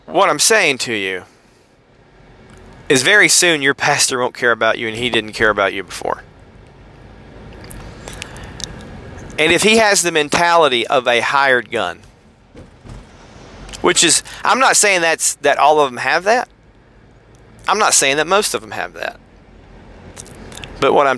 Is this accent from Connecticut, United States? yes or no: no; Harrison, Tennessee, United States; moved away; I'm from Harrison, Tennessee